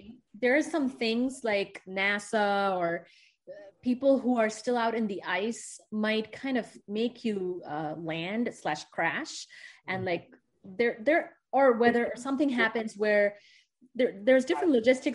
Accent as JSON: {"language": "English", "country": "India", "moved": "as an adult", "lives_now": "United States", "said": "I'm from India"}